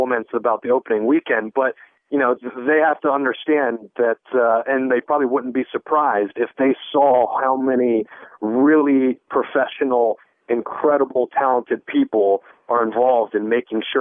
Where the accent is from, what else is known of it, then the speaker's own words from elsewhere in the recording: United States; moved away; me being an American